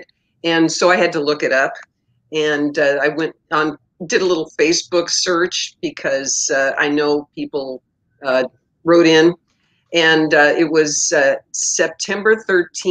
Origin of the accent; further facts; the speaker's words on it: Sacramento, California, United States; also born or lived in Spokane / Portland; now in Eugene, United States; I grew up in Sacramento. I'm a transplant